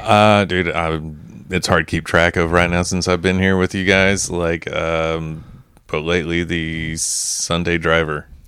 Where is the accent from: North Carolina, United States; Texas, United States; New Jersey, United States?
Texas, United States; moved away; in my home state